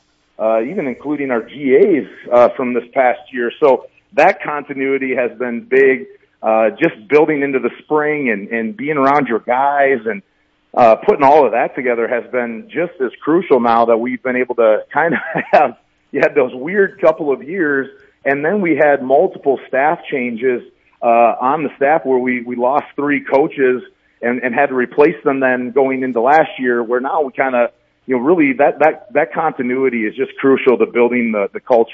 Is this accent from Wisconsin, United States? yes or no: yes; Menomonie, Wisconsin, United States; moved away as an adult; also born or lived in La Crosse, Wisconsin; now in Aberdeen, United States; I'm originally from Menominee, Wisconsin